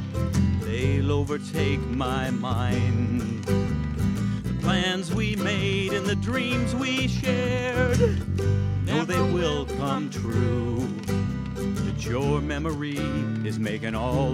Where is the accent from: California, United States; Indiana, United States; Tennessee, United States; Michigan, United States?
Indiana, United States; Bloomington; We're from Bloomington. We grew up in Bloomington